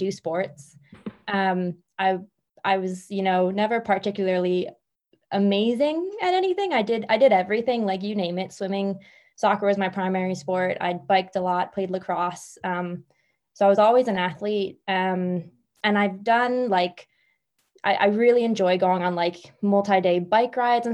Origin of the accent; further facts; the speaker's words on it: Philadelphia, Pennsylvania, United States; moved away as an adult; also born or lived in Spain; now in Ireland; I'm from Philly. And I up and left Philadelphia and I moved to Spain